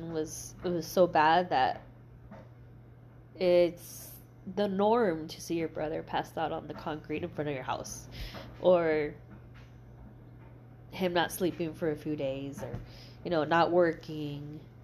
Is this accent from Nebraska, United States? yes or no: no; El Paso, Texas, United States; moved away as an adult; also born or lived in New Mexico / Mexico; now in Austin, United States; I grew up in El Paso